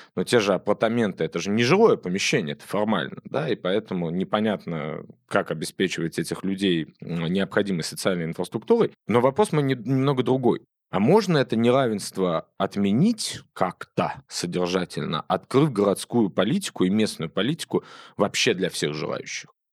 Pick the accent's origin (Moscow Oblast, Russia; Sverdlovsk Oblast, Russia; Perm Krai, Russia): Moscow Oblast, Russia; в одном регионе, который имеет ко мне непосредственное отношение, называется Московская область